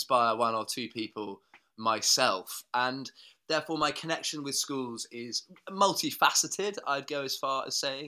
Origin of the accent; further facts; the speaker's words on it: Norfolk, East Anglia, East of England, United Kingdom; I was born and brought up in Norfolk in East Anglia